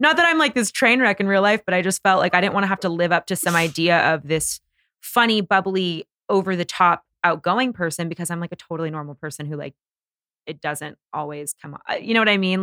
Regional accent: Bay Area, California, United States; moved away as an adult; now in Los Angeles, United States; I was from the Bay Area

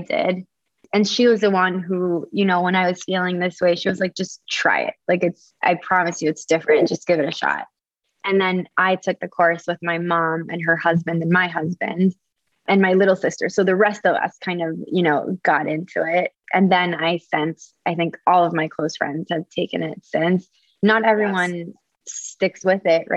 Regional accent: Caracas, Capital District, Venezuela; also born or lived in Ecuador; So I'm from Venezuela, from Caracas, from like a really big city, you know, the size of New York City

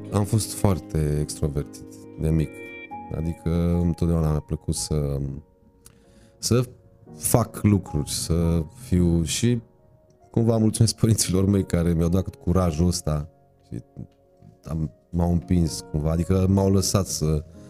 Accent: Târgu Mureș, Mureș County, Romania; M-am născut la Târgu Mureș și exact n-am stat niciodată în Râciu. Am stat în Târgu Mureș

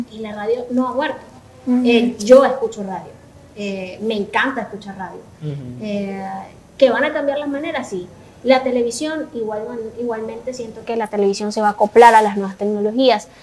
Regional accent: Venezuela; now in El Salvador; lo que puedo percibir como venezolana

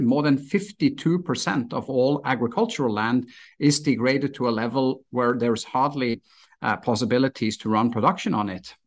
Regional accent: Stavanger, Rogaland, Norway; moved away as an adult; also born or lived in Miami, United States; my hometown in Stavanger, Norway

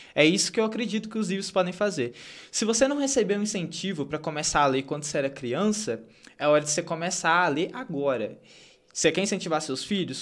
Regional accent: Santa Bárbara do Leste, Minas Gerais, Brazil; Eu cresci na roça, Uhum. Então, sou de Santa Bárbara do Leste

